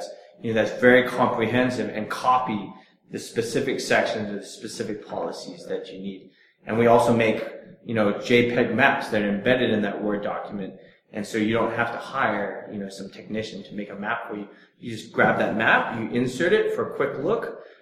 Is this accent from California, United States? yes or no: yes; Silicon Valley, California, United States; moved away; I'm from Silicon Valley